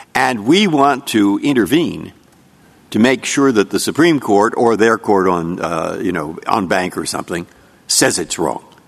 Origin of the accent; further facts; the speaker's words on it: San Francisco, California, United States; I'm from San Francisco